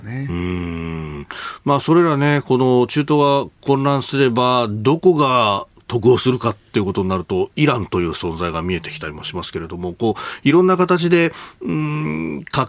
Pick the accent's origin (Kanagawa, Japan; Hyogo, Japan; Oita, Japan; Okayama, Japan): Kanagawa, Japan; Yokosuka; also born or lived in Yokohama; 横須賀生まれ横須賀育ち大学は横浜でありました